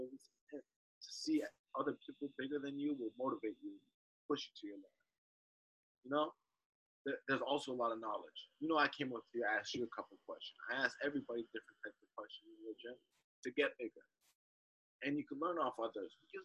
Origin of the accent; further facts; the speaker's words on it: Boca Raton, Florida, United States; I'm from South Florida, Boca Raton, Florida. Grew up here, Del Prado, Elementary, Omni Middle, West Boca